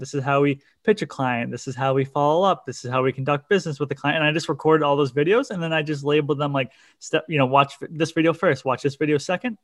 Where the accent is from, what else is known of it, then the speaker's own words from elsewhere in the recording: Cape Cod, Massachusetts, United States; I'm from Cape Cod, Massachusetts